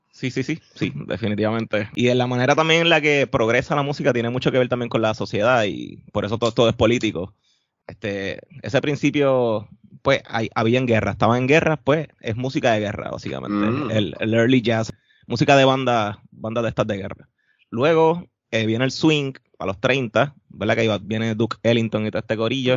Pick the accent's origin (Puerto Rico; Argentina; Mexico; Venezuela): Puerto Rico; Carolina; también me crié en Carolina